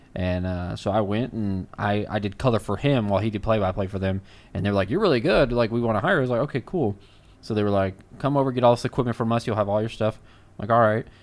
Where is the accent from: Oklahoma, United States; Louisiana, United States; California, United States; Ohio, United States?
Louisiana, United States; now in Texas, United States; I'm originally from Louisiana